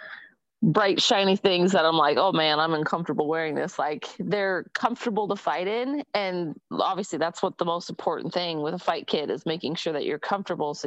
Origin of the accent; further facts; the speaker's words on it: Bay Area, California, United States; I grew up in the Bay Area